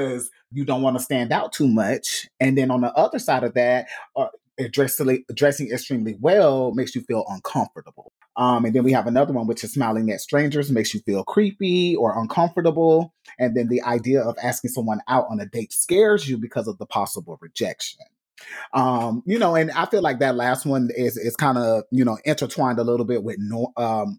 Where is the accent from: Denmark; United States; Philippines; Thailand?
United States; Gainesville, Florida; moved away; I was born in Gainesville, Florida, hometown